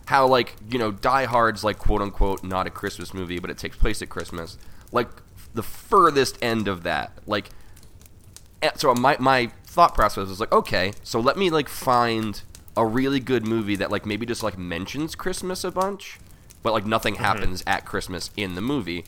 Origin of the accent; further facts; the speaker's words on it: Philadelphia, Pennsylvania, United States; I grew up in Port Richmond